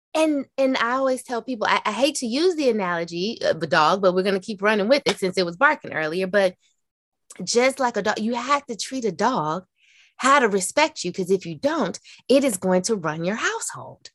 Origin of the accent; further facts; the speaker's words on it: the South, United States; growing up in the South, in a Black family